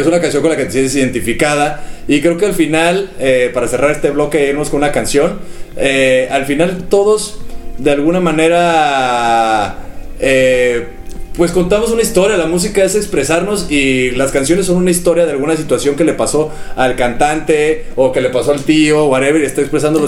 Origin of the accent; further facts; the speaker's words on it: Mexico; siempre estamos buscando como, como los mexicanos